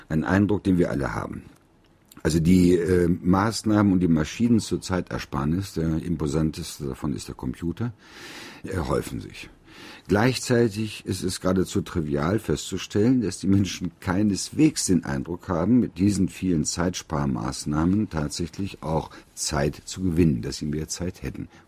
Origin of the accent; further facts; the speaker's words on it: North Rhine-Westphalia, Germany; in meiner Heimat im Bergischen Land